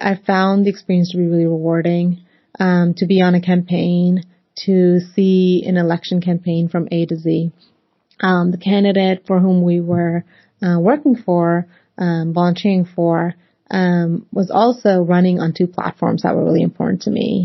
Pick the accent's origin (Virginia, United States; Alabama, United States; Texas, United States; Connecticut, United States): Virginia, United States; Northern Virginia / Washington DC area, United States; also born or lived in Pakistan; I was eight years old when my family and I immigrated to the United States from Pakistan. And we settled in the Northern Virginia area, just seven miles outside of the nation's capital. So growing up in the cosmopolitan Washington DC area